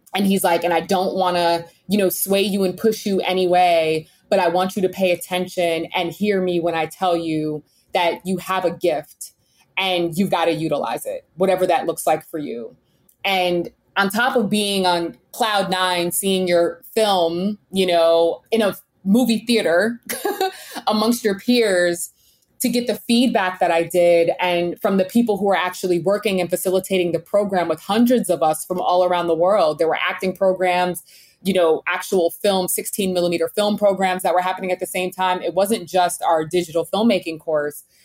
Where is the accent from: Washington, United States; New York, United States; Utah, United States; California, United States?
New York, United States; Poughkeepsie; I grew up in Poughkeepsie, New York, beautiful kind of like Hudson Valley area of New York State.